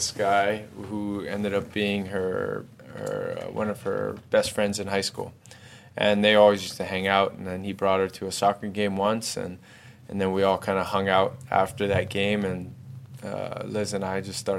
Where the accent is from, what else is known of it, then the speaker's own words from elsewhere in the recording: Hawaii, United States; moved away as an adult; also born or lived in Houston; I grew up in Hawaii